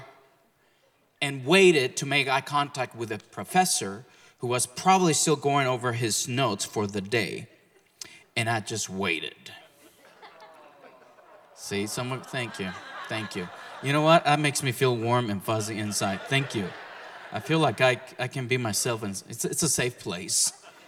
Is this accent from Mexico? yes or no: yes; Mexico; now in Oklahoma, United States; I was born and raised in Mexico